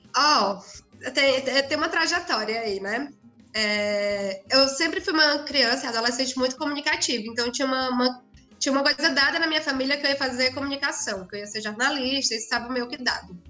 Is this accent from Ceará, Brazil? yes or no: yes; Cedro, Ceará, Brazil; moved away as an adult; also born or lived in Fortaleza, Brazil; now in São Paulo, Brazil; eu sou de uma cidade do sertão do Ceará chamada Cedro, mas eu morei em Fortaleza durante o segundo grau